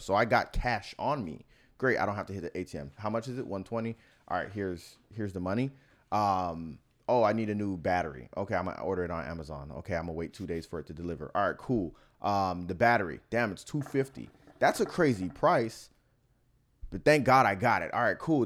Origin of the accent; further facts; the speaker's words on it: Miami, Florida, United States; moved away; I'm from Miami